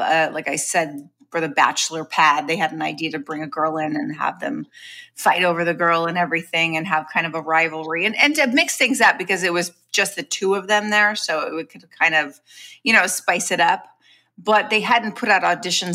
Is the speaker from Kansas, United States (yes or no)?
no; Long Beach, California, United States; also born or lived in Los Angeles; I'm from Long Beach, California, which is a suburb of Los Angeles.